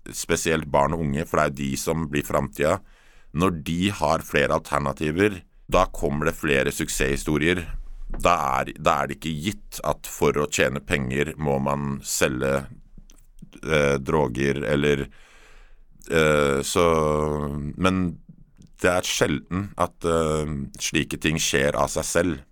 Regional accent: Oslo, Norway; Jeg er oppvokst midt i Oslo by, Torshov-gutt

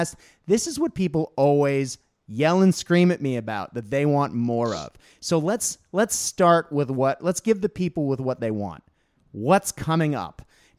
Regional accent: Australia; And as an Australian school teacher, I do occasionally read the book Johnny Tremaine to my class, so they get to see another side of British history.

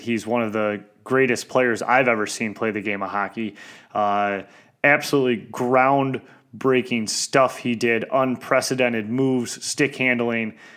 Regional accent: Detroit, Michigan, United States; I'm from East English Village

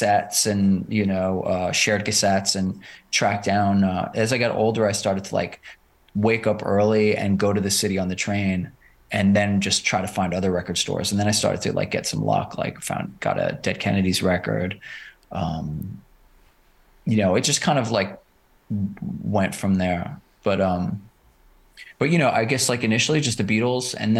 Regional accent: New York City, New York, United States; I grew up in Rockaway Beach, which is, you can see Manhattan from Rockaway

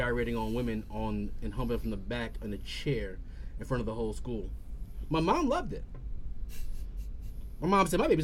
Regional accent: New York City, New York, United States; I'm from Ravenswood

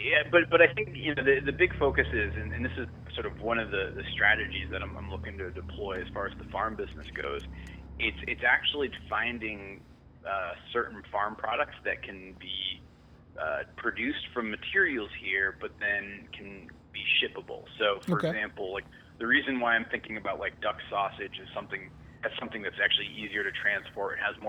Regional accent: New England, United States; I mean, I grew up in New England.

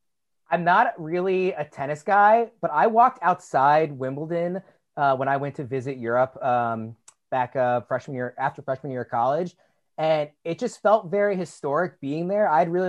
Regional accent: Virginia, United States; I'm from Virginia.

